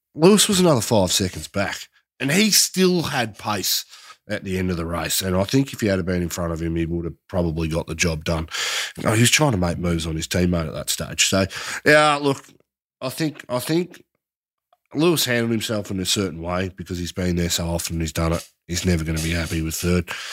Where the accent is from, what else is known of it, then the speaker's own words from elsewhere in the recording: Australia; us as Aussie fans